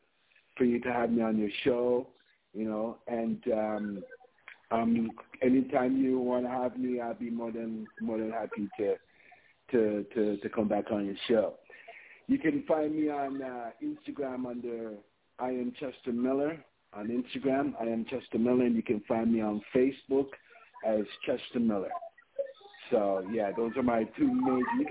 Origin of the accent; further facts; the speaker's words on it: Mandeville, Manchester Parish, Jamaica; also born or lived in Toronto, Canada; I'm from Mandeville, Manchester